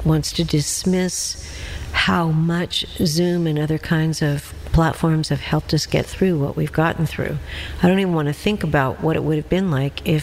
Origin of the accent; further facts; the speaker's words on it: Seattle, Washington, United States; now in Tennessee Valley, United States; someone who was born and raised in Seattle, Washington